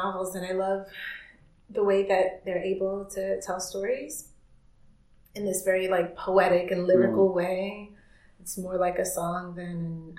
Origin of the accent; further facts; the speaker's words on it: United States; now in Vienna, Austria; I'm American